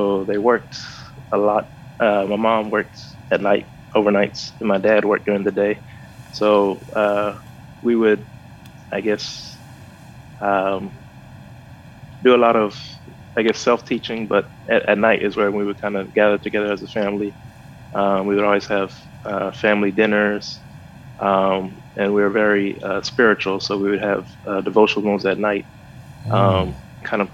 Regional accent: Houston, Texas, United States; moved away as an adult; I was raised in Houston, Texas, and I've traveled around for school and work, and now I'm back actually in Houston, Texas.

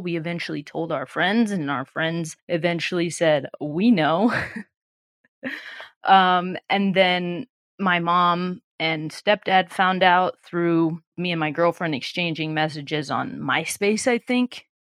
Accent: Illinois, United States; moved away as an adult; also born or lived in Los Angeles, United States; we're both from Illinois

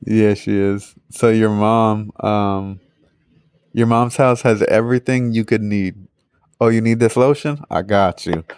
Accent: Northeast, United States; moved away; I'm from the Northeast

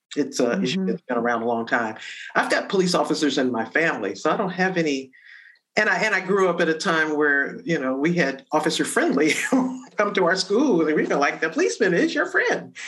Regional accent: Detroit, Michigan, United States; growing up in Detroit

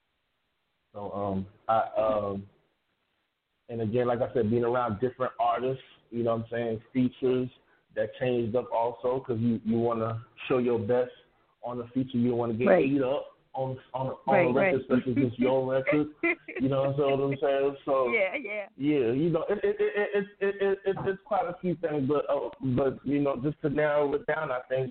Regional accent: Palm Beach, Florida, United States; moved away; also born or lived in Atlanta; back home to South Florida where we're from. I'm from Palm Beach

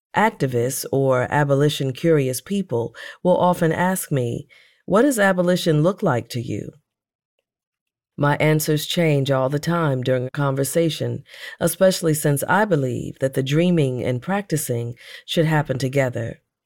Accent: St. Louis, Missouri, United States; Saint Louis, my hometown

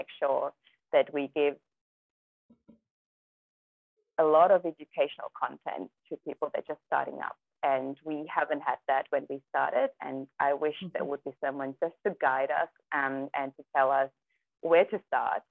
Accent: Germany; English is a second language; moved away as an adult; also born or lived in Kazakhstan; now in Gerringong, Australia; we grew up in Germany.

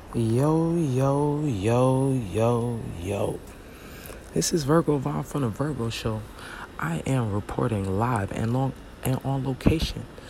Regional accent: Brooklyn, New York, United States; now in Florida, United States; Visiting my family. That's where I'm from. I'm from Brooklyn. But I live in Florida

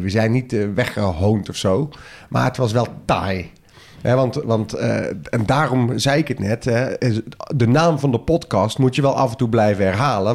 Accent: soft G, southern Netherlands, Netherlands; accent: zachte G (soft G); Met mijn zachte G

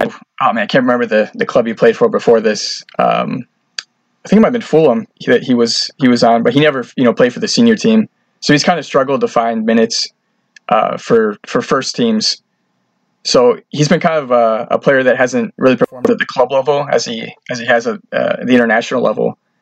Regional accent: Detroit, Michigan, United States; I'm actually from Detroit, so I support Detroit City FC

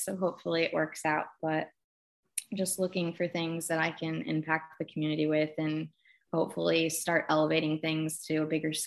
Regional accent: Kansas City, Missouri, United States; now in Louisville, United States; I grew up in Kansas City, Missouri

